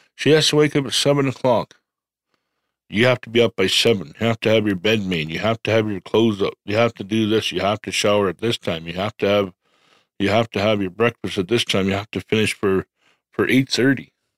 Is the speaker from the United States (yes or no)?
no; Medicine Hat, Alberta, Canada; I'm from Medicine Hat.